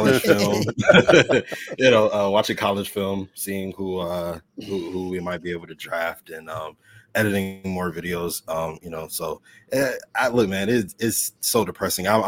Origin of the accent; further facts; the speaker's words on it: Buffalo, New York, United States; moved away as an adult; also born or lived in Tampa, Florida; I am born and raised in Buffalo, New York. Lived there 21 years. Spent like 5-6 years in Tampa, like you guys. And then I moved back here.